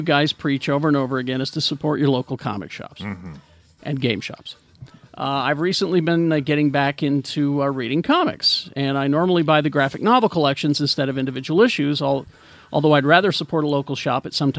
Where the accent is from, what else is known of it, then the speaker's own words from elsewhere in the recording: Akron, Ohio, United States; I'm from Akron, Ohio.